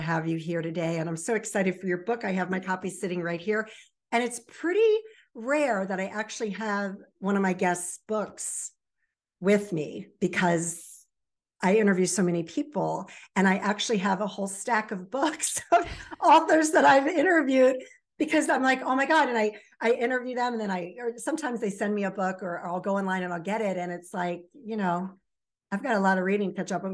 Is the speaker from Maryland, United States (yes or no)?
yes; Baltimore Annapolis area, Maryland, United States; also born or lived in Virginia Beach, Virginia; raised in the Baltimore Annapolis area